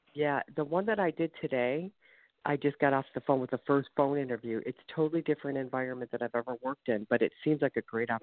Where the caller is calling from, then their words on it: Ohio, United States; The USA of Ohio.